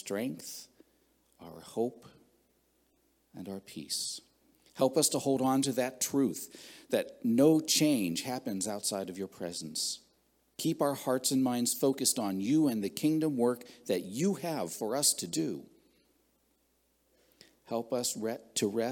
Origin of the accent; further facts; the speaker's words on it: southwestern Pennsylvania, United States; now in Ohio, United States; I grew up in southwestern Pennsylvania.